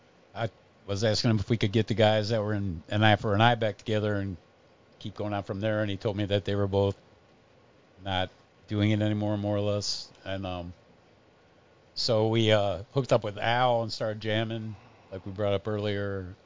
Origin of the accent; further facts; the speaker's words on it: Berea, Ohio, United States; also born or lived in New Orleans; I was born in Berea. I actually went to New Orleans for a year.